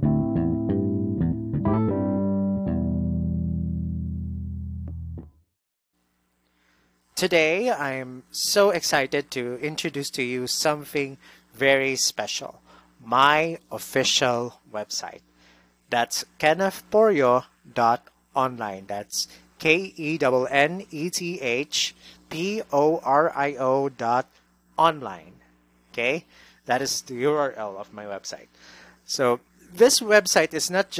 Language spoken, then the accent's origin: English; Davao City, Davao Region, Philippines; moved away as an adult; now in Cebu City, Philippines; my hometown in Davao City